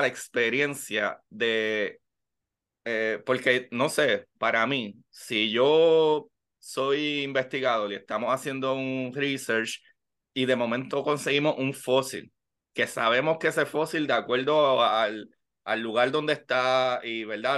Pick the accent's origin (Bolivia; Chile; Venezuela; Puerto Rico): Puerto Rico; como puertorriqueño